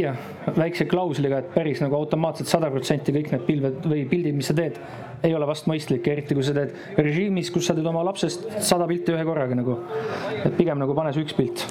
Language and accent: Estonian; Estonia; me oleme eestlased